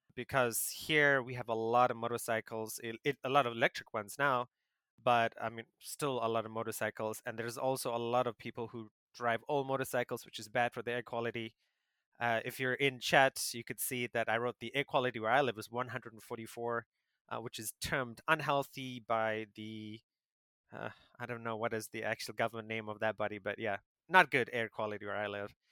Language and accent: English; South Africa; moved away as an adult; now in Taiwan; I grew up in South Africa